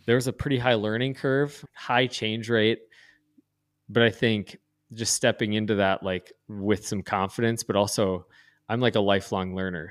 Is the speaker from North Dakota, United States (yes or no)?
yes; North Dakota, United States; also born or lived in East Coast; grew up, born and raised in North Dakota